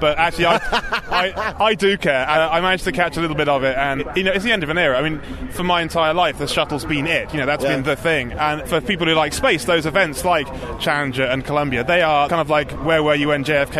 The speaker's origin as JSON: {"language": "English", "town": "Leicester", "region": "East Midlands", "country": "United Kingdom", "tie": "born or raised there", "also_born_or_lived": "Chester", "moved": "as an adult", "lives_now": "Pasadena, United States", "said": "I was born up in Chester, spent most of my time in Leicester, and then moved out to California about just over a year ago."}